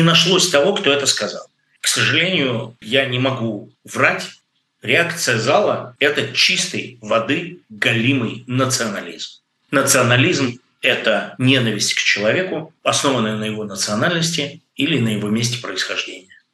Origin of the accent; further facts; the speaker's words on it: Russia; moved away as an adult; человеку, который вырос в России, жил в России, убежал из России